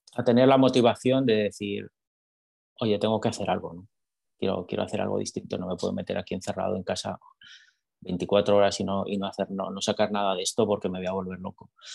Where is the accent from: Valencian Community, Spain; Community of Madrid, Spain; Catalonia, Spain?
Community of Madrid, Spain; Madrid; moved away as an adult; now in Texas, United States; yo soy de España, soy de Madrid